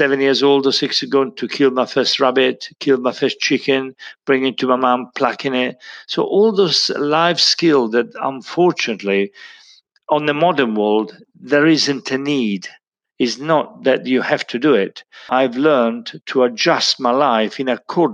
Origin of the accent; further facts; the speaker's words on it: Montepulciano, Tuscany, Italy; moved away; I was born in 1952 in Montepulciano, which is Italy, and Tuscany